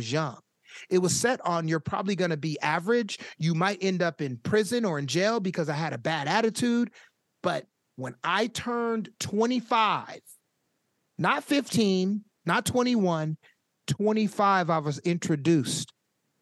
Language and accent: English; Sacramento, California, United States; I was born and raised in Sacramento